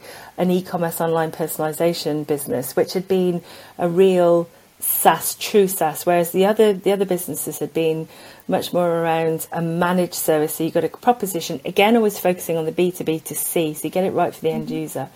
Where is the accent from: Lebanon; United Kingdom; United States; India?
United Kingdom; South Wales; I grew up in South Wales